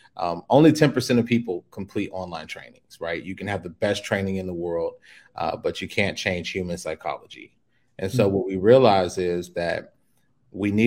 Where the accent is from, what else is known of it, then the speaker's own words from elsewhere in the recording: Chicago, Illinois, United States; moved away as an adult; now in Mexico; I was born and raised in Chicago